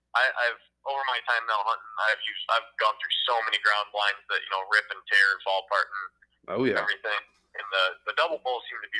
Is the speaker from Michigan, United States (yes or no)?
yes; Michigan, United States; my home state in Michigan